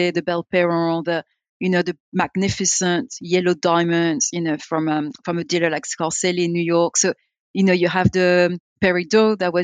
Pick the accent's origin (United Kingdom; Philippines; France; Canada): France; being French and being in a, you know, French speaking land